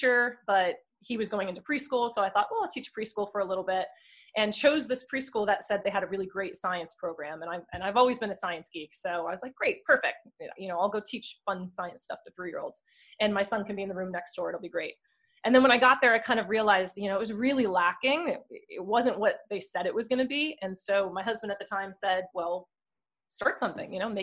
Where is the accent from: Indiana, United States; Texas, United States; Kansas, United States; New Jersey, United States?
New Jersey, United States; moved away; I am originally from Sam's area in New Jersey